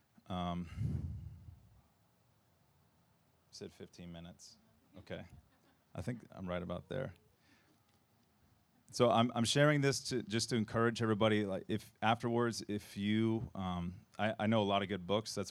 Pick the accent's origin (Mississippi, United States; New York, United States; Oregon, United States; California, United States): Oregon, United States; Portland; moved away; I'm from Portland originally.